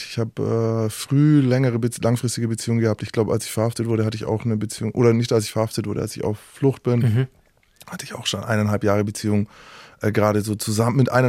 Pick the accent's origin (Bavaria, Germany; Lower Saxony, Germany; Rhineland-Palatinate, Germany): Bavaria, Germany; Nuremberg; now in Mainz, Germany; Aus, aus Nürnberg.